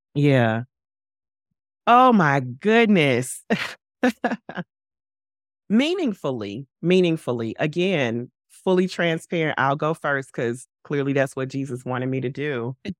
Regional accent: St. Louis, Missouri, United States; moved away as an adult; now in New York, United States; I relocated from my hometown, from Saint Louis to New York in twenty twenty-one

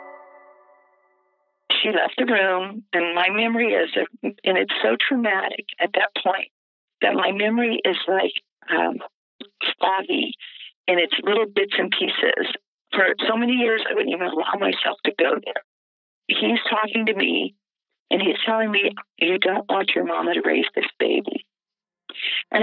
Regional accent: Biloxi, Mississippi, United States; My hometown, I had never had a friend of any color except white. Biloxi, Mississippi in 1967 was a tourist

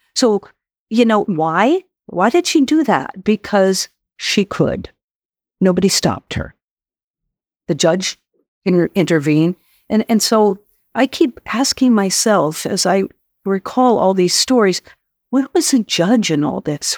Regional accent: New Mexico, United States; my home state, um, of where I grew up, uh, New Mexico

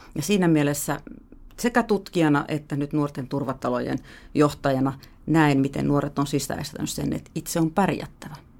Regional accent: Helsinki, Uusimaa, Finland; also born or lived in France / Sweden; Mä oon helsinkiläinen äh, ihminen, joka on asunut täällä Helsingissä pääosan elämästäni

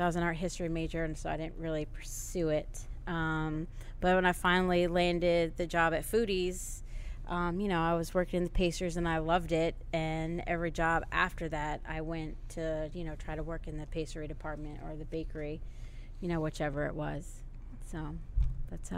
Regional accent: Middlebury, Vermont, United States; moved away as an adult; now in New Orleans, United States; I actually was born and raised in Middlebury, Vermont

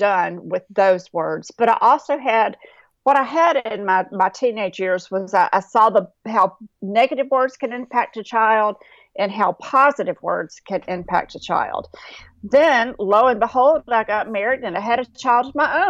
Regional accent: North Carolina, United States; I grew up in North Carolina in a little rural town

